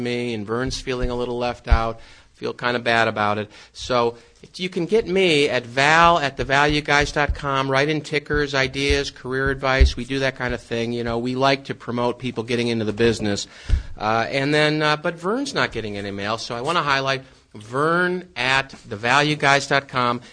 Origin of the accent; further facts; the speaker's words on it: Midwest, United States; I'm from there, the Midwest